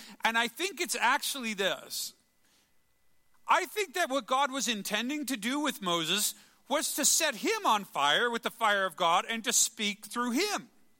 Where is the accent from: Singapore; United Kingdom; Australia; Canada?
Canada; In Canada, this happens every time. We just celebrated Canada Day. Crickets, right? Like, we're still Canadian.